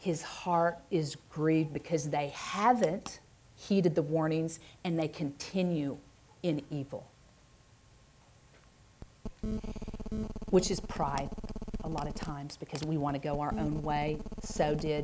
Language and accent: English; Oklahoma, United States; also born or lived in Stillwater, Oklahoma; I'm from Oklahoma